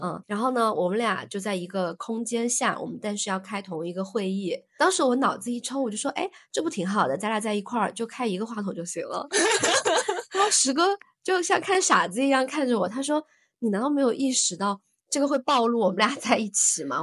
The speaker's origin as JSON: {"language": "Chinese", "region": "southern China", "country": "China", "said": "我作为一个南方人，我从来都没有去搓过"}